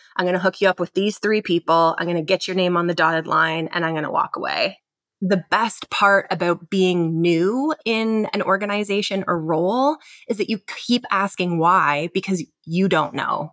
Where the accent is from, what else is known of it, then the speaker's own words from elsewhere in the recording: London, Ontario, Canada; also born or lived in Kitchener-Waterloo, Ontario; born and raised in London, Ontario, in Canada, moved to Kitchener, Waterloo to go to university